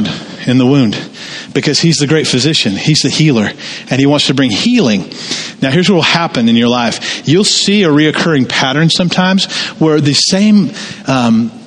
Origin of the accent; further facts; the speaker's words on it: Jonesboro, Georgia, United States; moved away; I grew up in Tara, Jonesboro, the home of Gone with the Wind